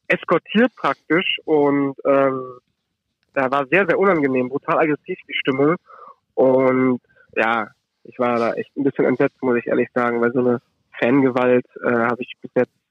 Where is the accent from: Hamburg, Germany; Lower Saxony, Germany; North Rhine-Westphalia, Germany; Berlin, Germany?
North Rhine-Westphalia, Germany; Düsseldorf; auch nicht den Kölnern als Düsseldorfer.